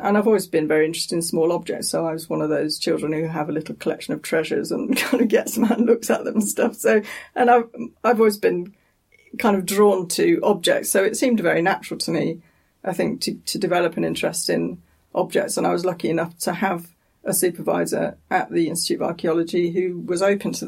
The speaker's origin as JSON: {"language": "English", "town": "Nottingham", "region": "East Midlands", "country": "United Kingdom", "also_born_or_lived": "London", "moved": "as an adult", "said": "I'm from Nottingham."}